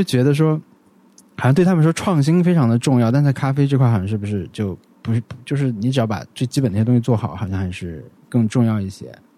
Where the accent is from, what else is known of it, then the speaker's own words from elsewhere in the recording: an autonomous prefecture in Yunnan, China; moved away; 他们有一个播客品牌就去了我老家， 就是我们在那个， 那个州